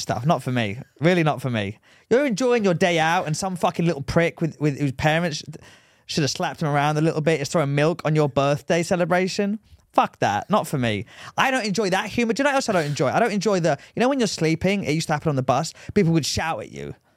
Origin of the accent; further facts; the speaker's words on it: England, United Kingdom; moved away; I'm from England